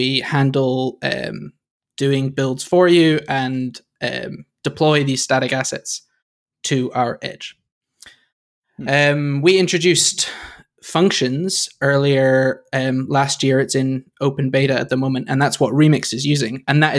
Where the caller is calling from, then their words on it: London, United Kingdom; I'm in London, where it's quite dark now.